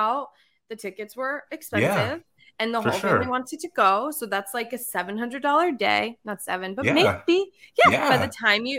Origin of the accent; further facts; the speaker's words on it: Norwalk, Connecticut, United States; I am from Norwalk